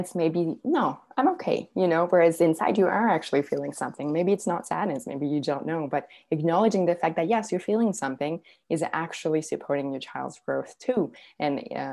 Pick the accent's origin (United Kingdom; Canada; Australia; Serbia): Serbia; because I'm originally from Serbia. And so I would, every summer, I would go visit my grandparents in Serbia